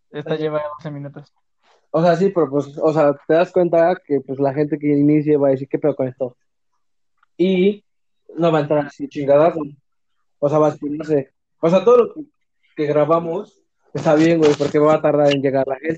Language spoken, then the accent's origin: Spanish; Mexico; somos mexicanos.